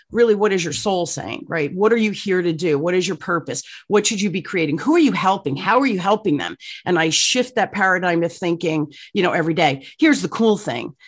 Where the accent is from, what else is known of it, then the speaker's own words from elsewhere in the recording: Newark, New Jersey, United States; I grew up in Newark, New Jersey, um, during the riot